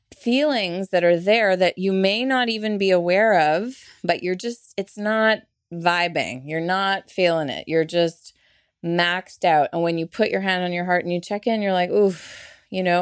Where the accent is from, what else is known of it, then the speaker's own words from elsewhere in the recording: Canada; I'm Canadian. I'm so not Southern, and here I am sounding Southern